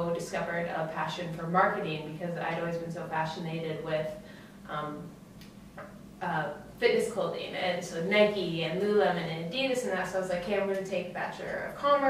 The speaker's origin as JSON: {"language": "English", "town": "Edmonton", "region": "Alberta", "country": "Canada", "tie": "born or raised there", "said": "I was from Edmonton. I had a great childhood."}